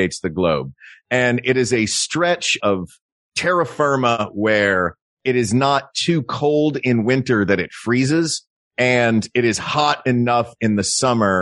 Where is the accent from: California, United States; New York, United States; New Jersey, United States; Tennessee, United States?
Tennessee, United States; I'm from Tennessee